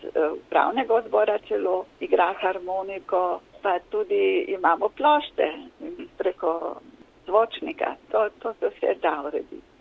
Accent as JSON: {"language": "Slovenian", "town": "Tolmin", "region": "Gorizia", "country": "Slovenia", "also_born_or_lived": "Kobarid", "moved": "as an adult", "lives_now": "Frankfurt, Germany", "said": "jaz prihajam iz Tolmina, iz Kobarida, kjer sem bila v službi."}